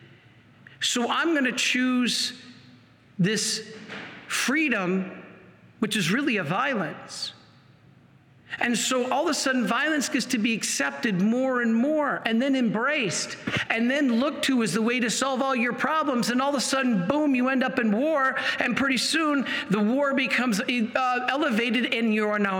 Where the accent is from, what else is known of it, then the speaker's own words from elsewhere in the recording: Michigan, United States; Michigan, my home state